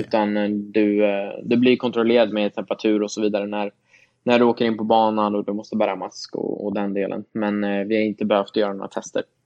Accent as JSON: {"language": "Swedish", "country": "Sweden", "moved": "yes", "said": "hemma i Sverige"}